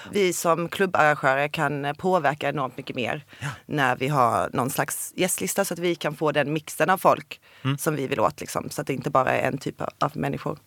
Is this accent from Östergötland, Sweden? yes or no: no; Olofström, Blekinge, Sweden; jag kommer från Blekinge och Olofström